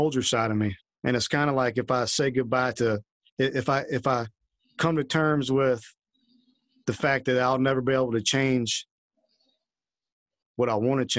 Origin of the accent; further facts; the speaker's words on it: the South, United States; I'm from the South, so I grew up in, you know, Baptist churches.